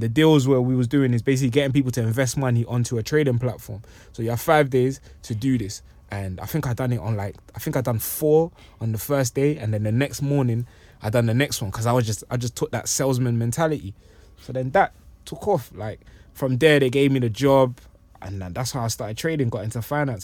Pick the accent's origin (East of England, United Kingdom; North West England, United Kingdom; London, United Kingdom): London, United Kingdom; also born or lived in Congo / New York; I'm originally from Congo and I left when I was, um, about six or seven years old. And I've been in, been in London since then